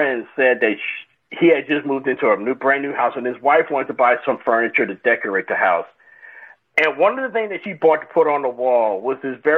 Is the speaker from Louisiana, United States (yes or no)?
yes; South Louisiana, United States; moved away as an adult; now in Atlanta, United States; I grew up in South Louisiana, the absolute hotbed of Who Dat Nation